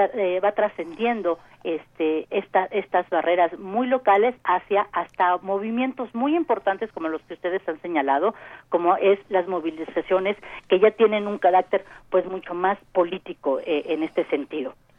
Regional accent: Mexico; como sociedad mexicana diversa, compleja

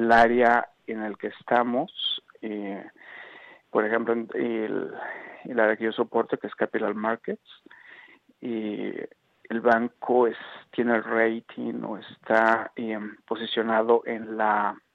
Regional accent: Mexico City, Mexico; moved away as an adult; now in Toronto, Canada; Y fue hace ocho años, en el 2009, que emigré de la Ciudad de México y del país a la ciudad de Toronto, en Canadá.

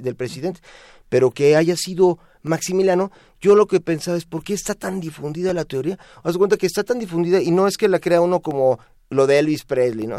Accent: Mexico; como todo mexicano

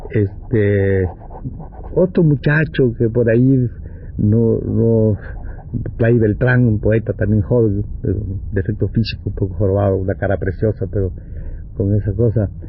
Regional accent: Mexico; yo soy mexicano, ah, tú eres mexicano, pues ven, vamos allá.

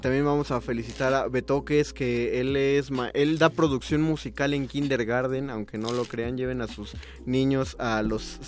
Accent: Mexico City, Mexico; los chilangos que preguntamos cómo te va

